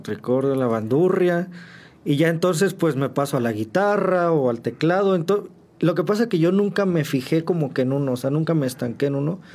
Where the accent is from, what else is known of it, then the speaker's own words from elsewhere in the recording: San Juan del Río, Querétaro, Mexico; also born or lived in Mexico City; soy originario de eh, el Distrito Federal, eh, pero pues ya tengo bastantes años aquí. Yo me mudo para acá, para, para San Juan, bueno, con mis papás. Cuando yo tenía cuatro años